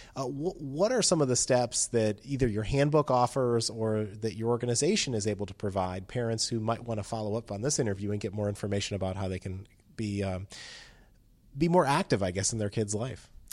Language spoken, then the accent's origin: English; Virginia, United States; my home state of Virginia